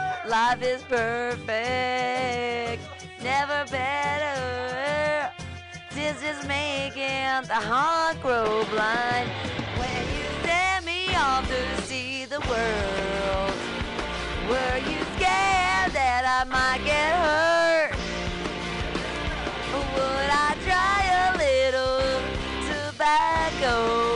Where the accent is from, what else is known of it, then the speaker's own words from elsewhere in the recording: Mexicali, Baja California, Mexico; I'm from Mexicali, Mexico.